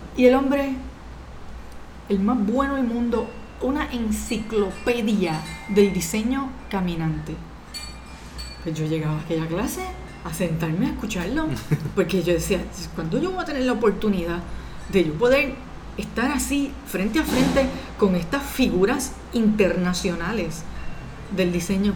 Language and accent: Spanish; Puerto Rico; also born or lived in Dominican Republic; de salir de Puerto Rico, porque yo siempre había estado en Puerto Rico estudiando